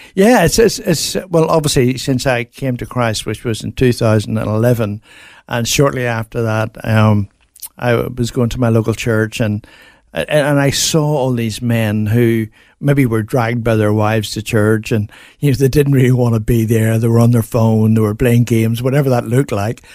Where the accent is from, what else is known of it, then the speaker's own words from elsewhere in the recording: Belfast, Northern Ireland, United Kingdom; moved away as an adult; now in Australia; I grew up in Belfast